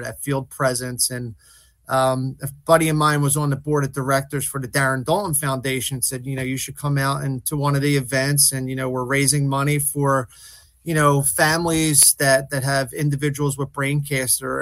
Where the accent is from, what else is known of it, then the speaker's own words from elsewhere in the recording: Philadelphia, Pennsylvania, United States; I grew up in South Philly